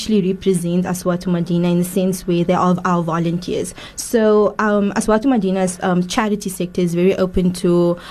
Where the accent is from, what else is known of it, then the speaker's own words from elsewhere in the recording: Cape Town, Western Cape, South Africa; I am originally from Cape Town, born and bred in Cape Town